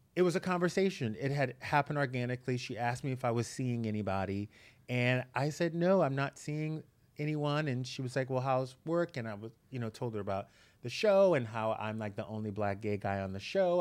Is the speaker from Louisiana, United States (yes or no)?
yes; Breaux Bridge, Louisiana, United States; moved away as an adult; now in Los Angeles, United States; I grew up in a really small town in Louisiana